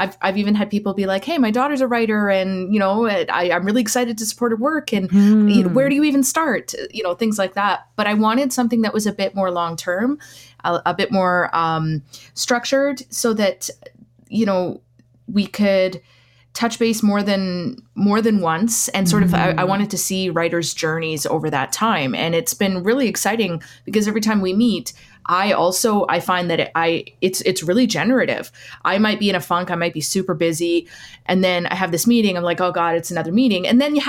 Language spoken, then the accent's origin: English; Lac Ste. Anne, Alberta, Canada; now in Edmonton, Canada; So I'm Métis from Lac St. Anne, but living here in Edmonton right now.